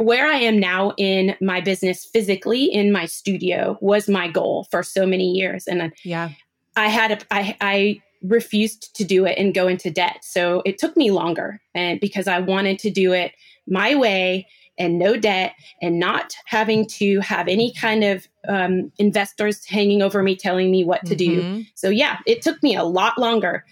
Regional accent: Seattle, Washington, United States; Seattle girl. I'm from Pacific Northwest.

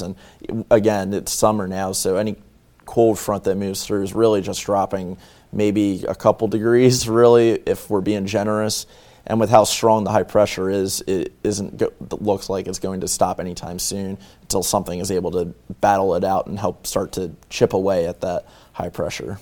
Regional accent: northern Delaware, United States; I'm from Delaware. I am from northern Delaware

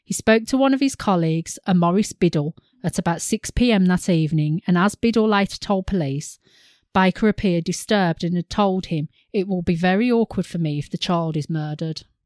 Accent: United Kingdom; we're British

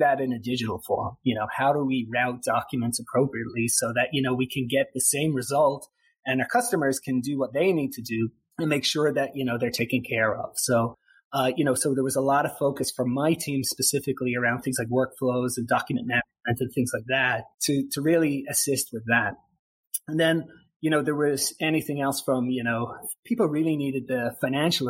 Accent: Ireland; now in Hawaii, United States; I'm from Ireland originally

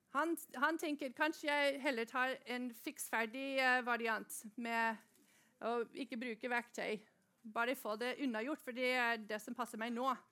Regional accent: Norway; vi i Norge, vi får lov til å gå på skole

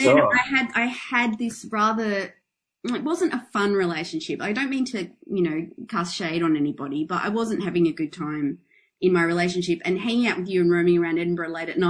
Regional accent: Adelaide, South Australia, Australia; now in Melbourne, Australia; we're both originally from Adelaide

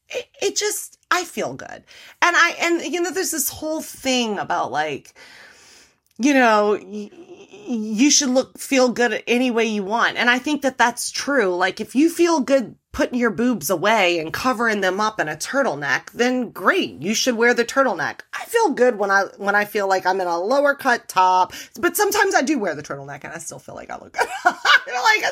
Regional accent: New Orleans, Louisiana, United States; because I'm from New Orleans, the motto in New Orleans is show your boobs.

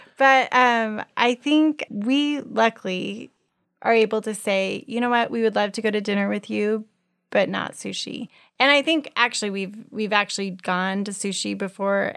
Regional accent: Colorado, United States; moved away; I grew up in Colorado

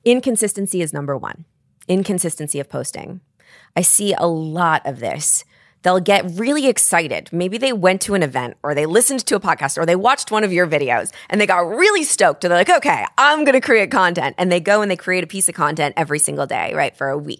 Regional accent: New York, United States; I'm a New Yorker

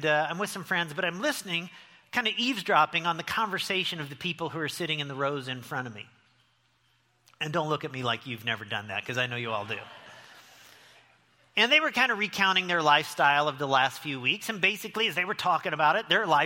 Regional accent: Lincoln, Illinois, United States; moved away as an adult; also born or lived in Las Vegas; growing up in the little town that I grew up in Lincoln, Illinois

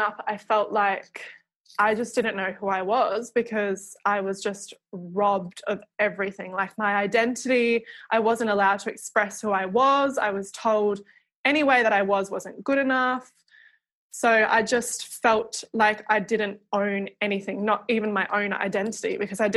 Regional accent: Dunsborough, Western Australia, Australia; also born or lived in Perth; I grew up down south in Dunsborough, which is like 4 hours out of Perth.

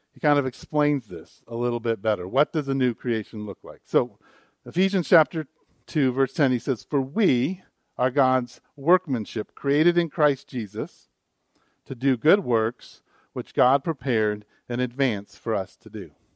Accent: United States; an American. I was born in America

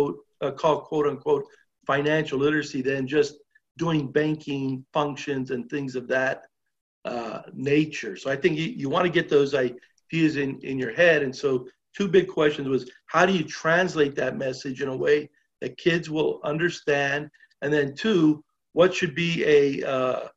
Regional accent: Los Angeles, California, United States; I was born and raised in Los Angeles

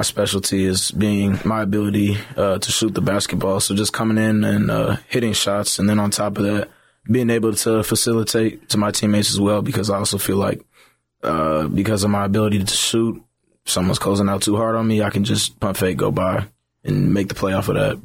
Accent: Brooklyn Park, Minnesota, United States; moved away as an adult; also born or lived in North Dakota; now in Jacksonville, United States; I'm originally from Brooklyn Park, Minnesota. It's about fifteen minutes outside of, uh, Minneapolis. Really enjoyed growing up there, lived there my entire life

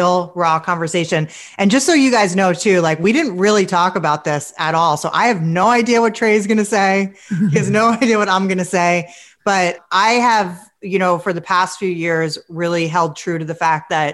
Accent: New York City, New York, United States; I'm from New York City

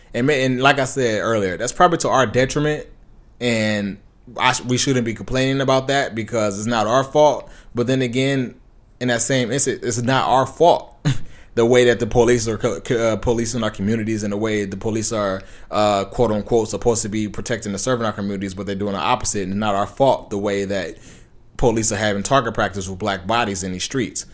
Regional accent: Compton, California, United States; I grew up in Compton

